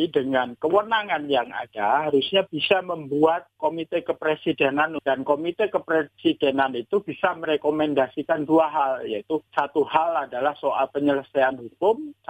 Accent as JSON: {"language": "Indonesian", "region": "Java", "country": "Indonesia", "said": "Kalau saya orang Jawa istilahnya kan ini untuk ngasih upah yang momong ya."}